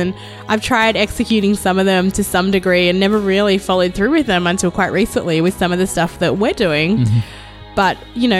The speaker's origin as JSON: {"language": "English", "town": "Sydney", "region": "New South Wales", "country": "Australia", "tie": "born or raised there", "also_born_or_lived": "Malaysia", "moved": "as an adult", "lives_now": "Philadelphia, United States", "said": "I was born in Malaysia, actually, which is in Southeast Asia. Mm-hmm. We moved to Australia when I was three, so I don't really remember a lot of the Malaysia part of my upbringing, but my family moved to Sydney as immigrants"}